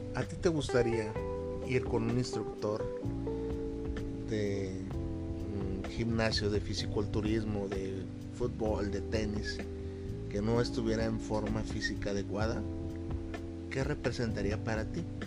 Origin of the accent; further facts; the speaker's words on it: Mexico; Yo en mi país, aquí en México